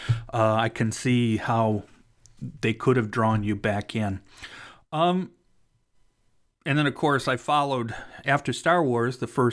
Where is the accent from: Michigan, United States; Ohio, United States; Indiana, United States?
Ohio, United States; Cleveland; I'm actually from Cleveland, so I was living in Cleveland still at the time when they were filming the first Avengers movie.